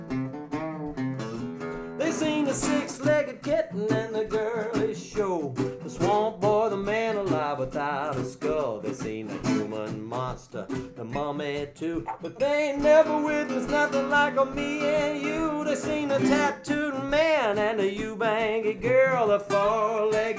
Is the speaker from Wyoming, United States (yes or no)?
no; Mobile, Alabama, United States; I'm from Mobile, Alabama